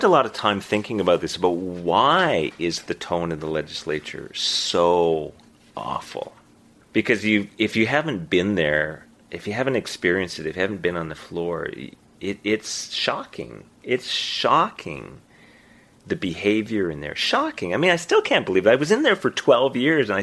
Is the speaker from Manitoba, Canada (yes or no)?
yes; Winnipeg, Manitoba, Canada; moved away as an adult; now in Halifax, Canada; I was born and raised in Winnipeg.